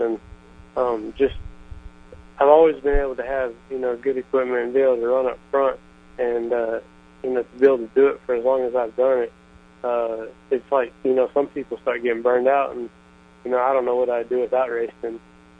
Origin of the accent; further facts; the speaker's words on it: Texas, United States; We're from Texas